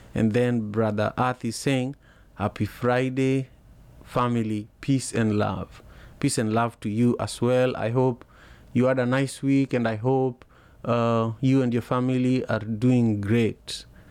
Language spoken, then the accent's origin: English; Kenya; I remember as a kid growing up in Manyata, uh, you know, it's a neighborhood, the neighborhood I grew up